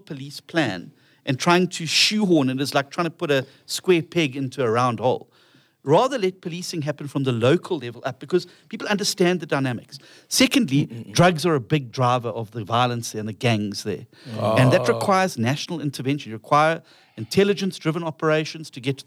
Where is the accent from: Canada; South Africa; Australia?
South Africa; Durban, KwaZulu-Natal; I'm from Durban